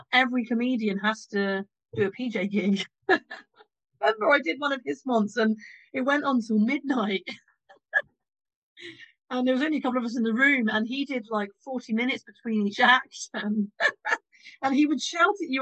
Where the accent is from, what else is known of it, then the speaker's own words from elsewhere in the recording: Morden, London, United Kingdom; I'm from Morden